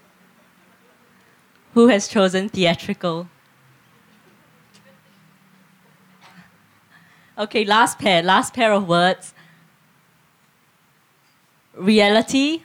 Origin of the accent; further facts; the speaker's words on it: Singapore; moved away as an adult; now in Geelong, Australia; I grew up in Singapore and I've lived in Geelong for 8 years